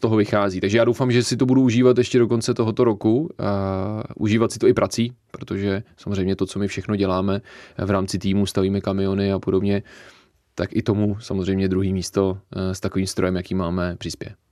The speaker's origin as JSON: {"language": "Czech", "region": "Bohemia", "country": "Czechia", "said": "tady vůbec u nás v Čechách"}